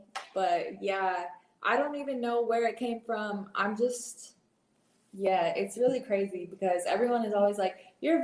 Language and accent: English; Inland Empire, California, United States; moved away as an adult; also born or lived in Torrance, California; now in Austin, United States; I live in Austin, Texas right now, but I'm actually from California. I was born in Torrance, but I grew up in the Inland Empire area